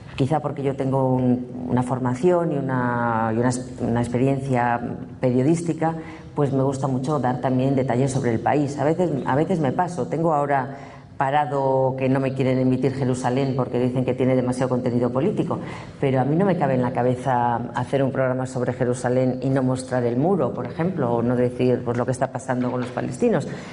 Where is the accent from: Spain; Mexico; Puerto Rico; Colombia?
Spain; somos un país de gente muy preparada y que cuando salimos de España